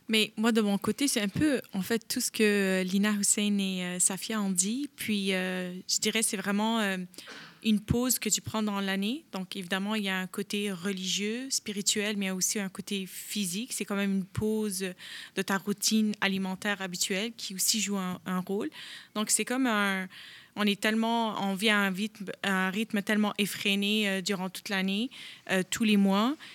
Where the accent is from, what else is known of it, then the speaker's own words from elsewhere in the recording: Montreal, Quebec, Canada; je suis d'origine euh, irakienne, mais bien montréalaise, née, grandie et, et travaillée et tout ce qui va avec.